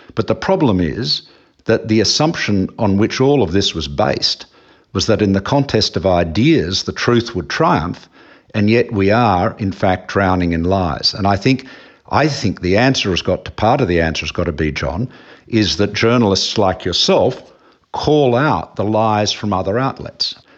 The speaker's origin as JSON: {"language": "English", "country": "Australia", "said": "as an Australian"}